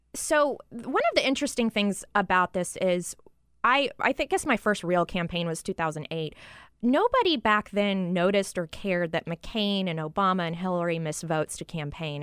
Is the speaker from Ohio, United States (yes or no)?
no; Fort Worth, Texas, United States; my hometown of Fort Worth